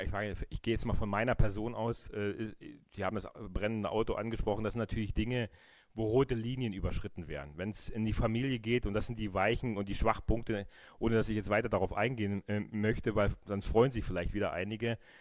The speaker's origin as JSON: {"language": "German", "area": "GDR", "region": "East Germany", "country": "Germany", "tie": "born or raised there", "said": "Ich habe eine wunderbare Kindheit in der DDR, DDR gehabt"}